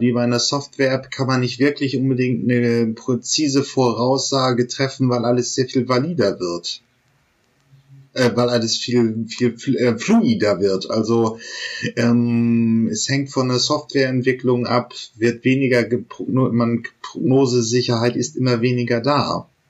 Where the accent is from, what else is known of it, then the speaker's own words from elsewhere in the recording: the North, Northern Germany, Germany; ich komme ja hier auch aus dem Norden